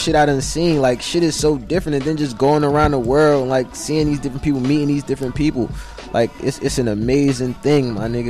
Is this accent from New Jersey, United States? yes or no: yes; Newark, New Jersey, United States; moved away as an adult; now in Atlanta, United States; I'm from Newark.